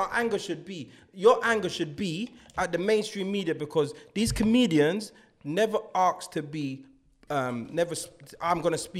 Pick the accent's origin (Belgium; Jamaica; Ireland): Jamaica; I'm a Jamaican.